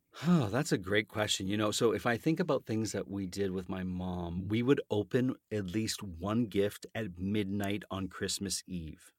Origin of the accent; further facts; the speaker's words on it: Canada; accent: Canadian; my Canadian accent